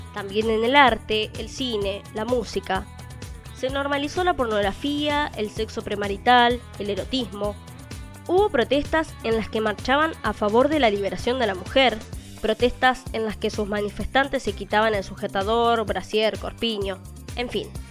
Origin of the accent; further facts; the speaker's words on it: Argentina; En mi país, Argentina